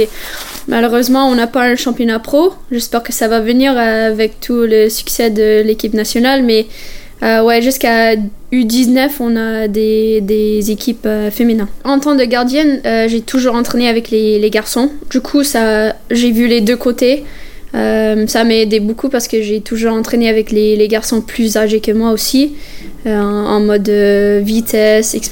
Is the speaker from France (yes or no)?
no; Canada; C'est incroyable. On n'a pas cette ambiance euh, chez nous au Canada.